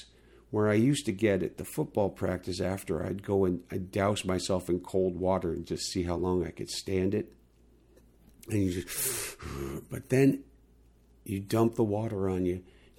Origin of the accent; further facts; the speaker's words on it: California, United States; the other thing that you got to remember, people, is that I came from California.